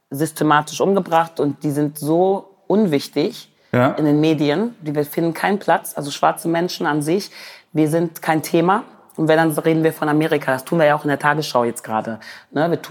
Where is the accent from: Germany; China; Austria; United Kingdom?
United Kingdom; England; born there; Ich bin in England geboren